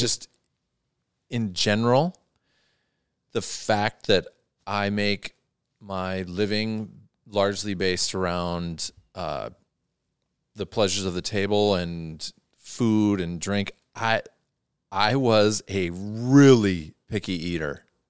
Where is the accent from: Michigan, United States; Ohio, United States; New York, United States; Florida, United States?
Ohio, United States; Athens; my hometown of Athens, Ohio